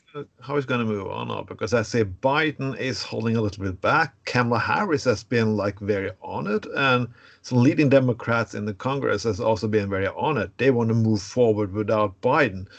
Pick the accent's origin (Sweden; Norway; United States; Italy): Norway; I'm from Norway